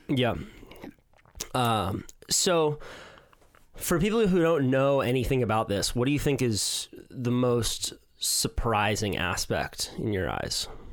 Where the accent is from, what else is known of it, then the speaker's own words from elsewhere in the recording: Santa Cruz, California, United States; This is my hometown